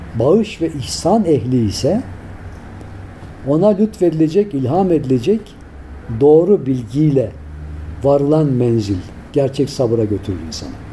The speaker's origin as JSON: {"language": "Turkish", "town": "Tavşanlı", "region": "Kütahya", "country": "Turkey", "tie": "born or raised there", "moved": "yes", "said": "biz çocukken Kütahya'nın tavşanlı kazası."}